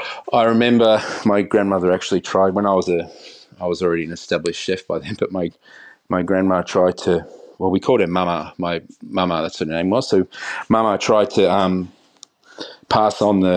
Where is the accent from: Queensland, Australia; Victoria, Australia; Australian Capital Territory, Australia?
Victoria, Australia; Echuca; I grew up in a regional town in Victoria called Echuca. I grew up on a farm with my grandmother living next door.